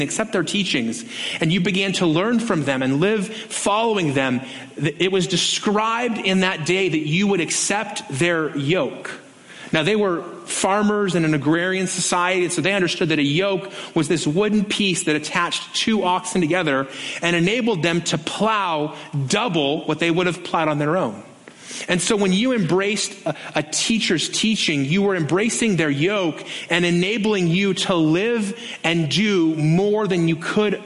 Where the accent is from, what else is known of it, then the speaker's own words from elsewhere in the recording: Las Vegas, Nevada, United States; growing up on the Strip